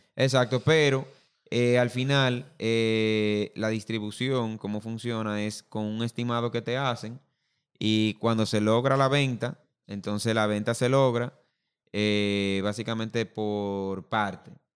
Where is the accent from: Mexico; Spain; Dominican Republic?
Dominican Republic; nosotros como dominicanos